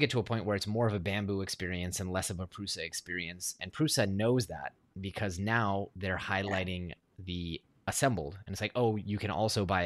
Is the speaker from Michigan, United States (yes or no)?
no; Silicon Valley, California, United States; I grew up in Silicon Valley